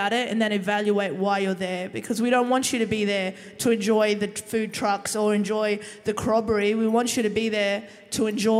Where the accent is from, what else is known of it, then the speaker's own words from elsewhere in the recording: Bankstown, New South Wales, Australia; She said Bankstown. You want to go away? That's where I'm from.